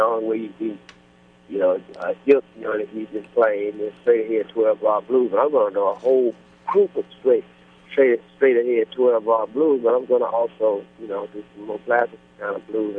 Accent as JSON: {"language": "English", "region": "Mississippi", "country": "United States", "tie": "born or raised there", "said": "I was born and raised in Mississippi"}